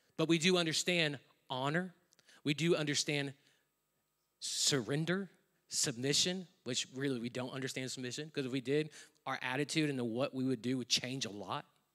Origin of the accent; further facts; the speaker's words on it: United States; moved away as an adult; now in Australia; I'm an American living in another country. I'm a foreigner